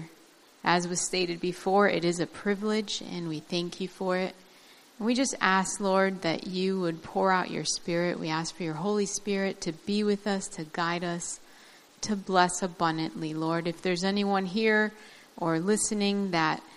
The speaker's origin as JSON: {"language": "English", "town": "Baghdad", "region": "Baghdad Governorate", "country": "Iraq", "tie": "born or raised there", "also_born_or_lived": "northern Iraq", "moved": "yes", "said": "I was born in Baghdad, but my family originally comes from way up north"}